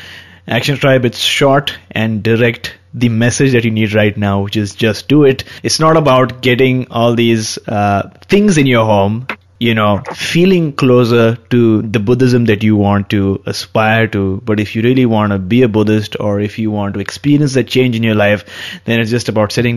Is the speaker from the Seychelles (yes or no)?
yes; Seychelles; moved away as an adult; now in Luxembourg; I am originally from Seychelles, but I've moved to Luxembourg after completing my master's in statistics and another in education in UK.